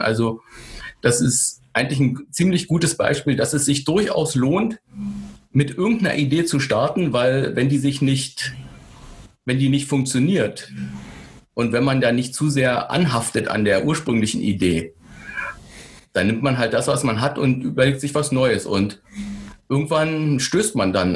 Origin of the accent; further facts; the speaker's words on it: Berlin, Germany; ich bin in Berlin geboren, in Westberlin, ein paar hundert Meter von der Mauer.